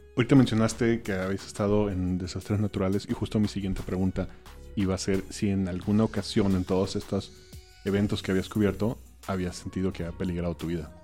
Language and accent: Spanish; Mazatlán, Sinaloa, Mexico; moved away; yo soy de Mazatlán, Sinaloa